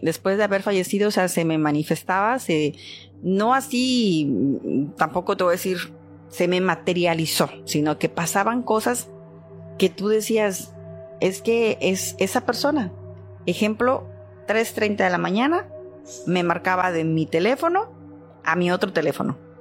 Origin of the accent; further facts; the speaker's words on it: Poza Rica, Veracruz, Mexico; yo soy de Poza Rica, Veracruz